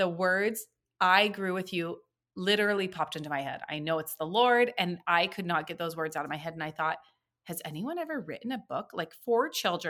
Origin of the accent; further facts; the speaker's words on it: Oregon, United States; now in Washington, United States; I was born and raised in Oregon.